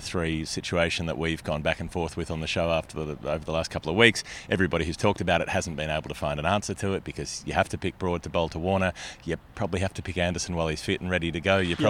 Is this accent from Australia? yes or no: yes; Australia; they realise I'm Australian